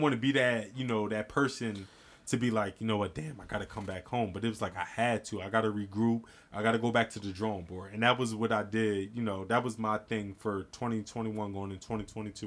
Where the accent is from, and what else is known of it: New Jersey, United States; born or raised there